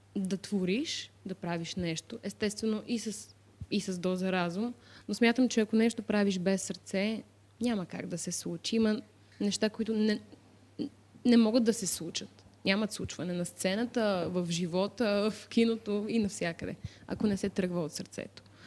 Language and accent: Bulgarian; Varna, Varna Province, Bulgaria; аз съм от Варна